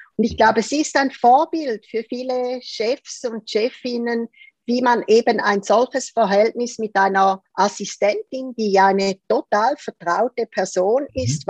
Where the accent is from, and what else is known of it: Zurich, Switzerland; born or raised there